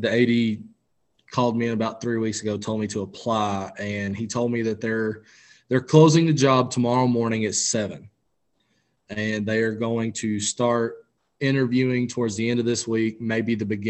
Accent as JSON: {"language": "English", "region": "Arkansas", "country": "United States", "moved": "as an adult", "lives_now": "Texas, United States", "said": "I'm originally from Arkansas"}